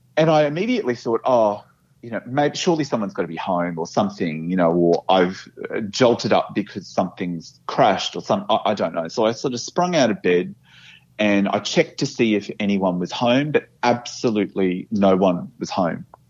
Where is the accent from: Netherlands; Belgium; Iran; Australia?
Australia; Brisbane, Queensland; now in Melbourne, Australia; I live in Melbourne and I, am permanently based here, and I, I love Melbourne. Um, but I, I grew up in Brisbane